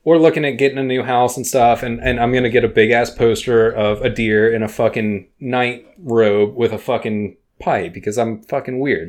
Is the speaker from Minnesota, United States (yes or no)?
no; Texas, United States; I'm from Texas